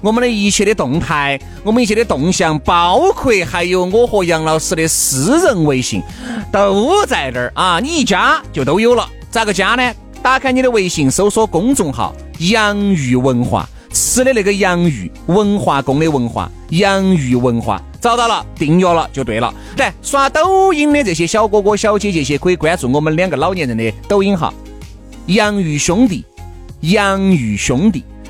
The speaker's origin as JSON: {"language": "Chinese", "town": "Huayang", "region": "Sichuan", "country": "China", "said": "我是华阳的华人啊。"}